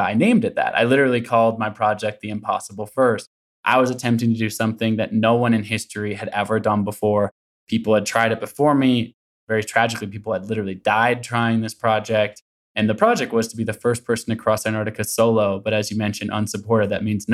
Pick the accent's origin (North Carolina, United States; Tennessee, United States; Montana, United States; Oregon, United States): Oregon, United States; Portland; also born or lived in Olympia, Washington; I grew up in Portland, Oregon, still in the Pacific Northwest